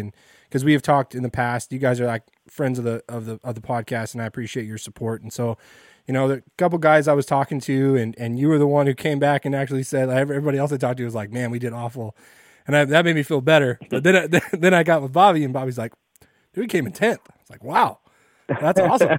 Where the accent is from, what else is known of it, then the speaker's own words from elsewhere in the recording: Fresno, California, United States; now in Bay Area, United States; I'm living in the Bay Area, but I grew up in Fresno.